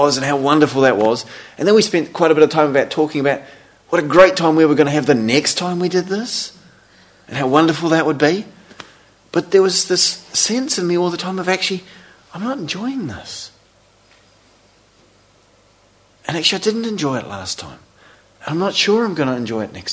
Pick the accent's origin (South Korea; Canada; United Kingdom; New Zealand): New Zealand; growing up in New Zealand, living in a small country town